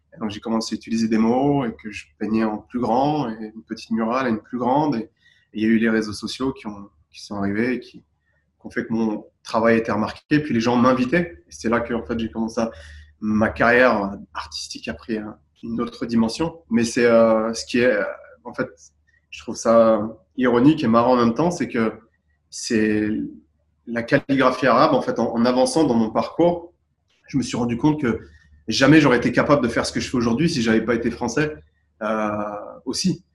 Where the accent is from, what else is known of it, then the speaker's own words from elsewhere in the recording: Boulogne-Billancourt, Île-de-France, France; moved away; also born or lived in Gabès, Tunisia / Dubai, United Arab Emirates; j'ai grandi à Boulogne-Billancourt à Paris